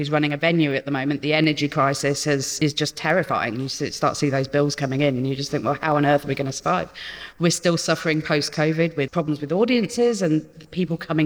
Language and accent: English; Peterborough, East of England, United Kingdom; I'm from Peterborough